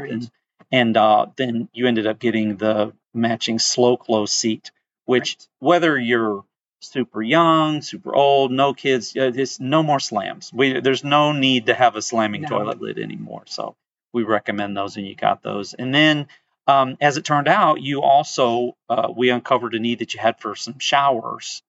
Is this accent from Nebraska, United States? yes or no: no; Flint, Michigan, United States; moved away; I'm from Flint